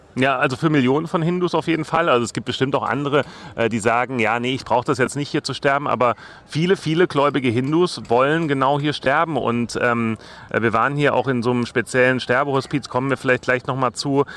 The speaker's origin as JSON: {"language": "German", "country": "Germany", "said": "als Deutscher, als Europäer"}